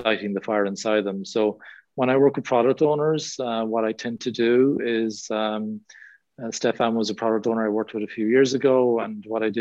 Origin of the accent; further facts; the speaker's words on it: Ireland; accent: Irish; now in England; As you can probably tell from my accent, I'm from Ireland. I live in England.